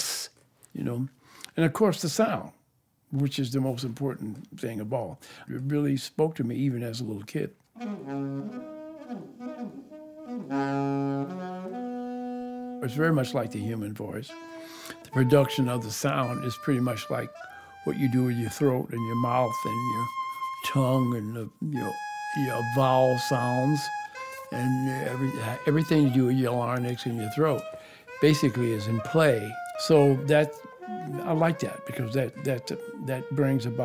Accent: Detroit, Michigan, United States; also born or lived in Joplin, Missouri; After that, I moved to Detroit with my mom.

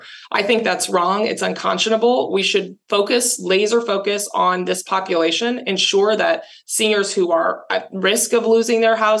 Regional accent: California, United States; This is my home. I grew up here in San Diego County. I was born and raised here.

